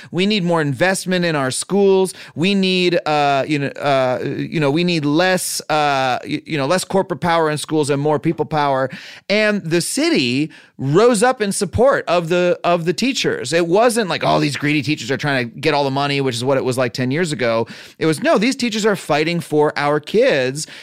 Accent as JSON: {"language": "English", "country": "United States", "said": "me as an American"}